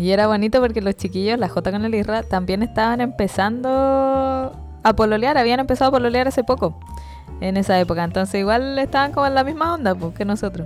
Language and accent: Spanish; Chile; como buen chileno